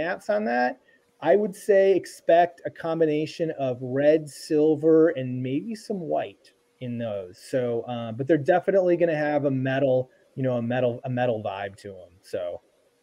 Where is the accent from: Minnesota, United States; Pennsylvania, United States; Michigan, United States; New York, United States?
Minnesota, United States; I'm from Minnesota.